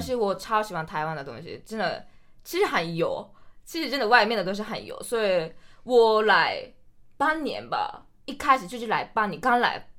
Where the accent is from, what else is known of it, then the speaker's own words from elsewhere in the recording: Hokkaido, Japan; Chinese is a second language; moved away as an adult; now in Taiwan; 我来自日本的北海道